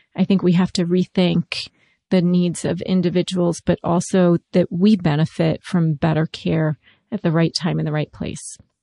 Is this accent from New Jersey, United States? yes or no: no; Maryland, United States; I grew up in Maryland during the Redskins heyday